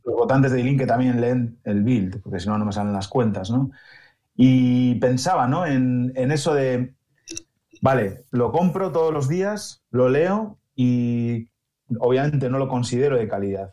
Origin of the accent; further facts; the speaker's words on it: Spain; now in Germany; para mí como español y por el sistema de medios que tenemos en, en España